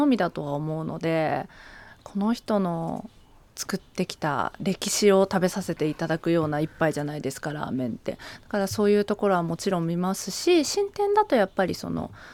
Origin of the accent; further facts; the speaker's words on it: Ichinomiya, Aichi, Japan; moved away as an adult; now in Tokyo, Japan; 愛知県の一宮市出身なんですけど